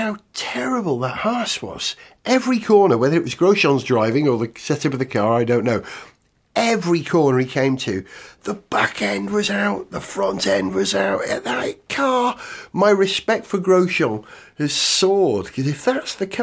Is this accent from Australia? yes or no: no; Wales, United Kingdom; as a Welshman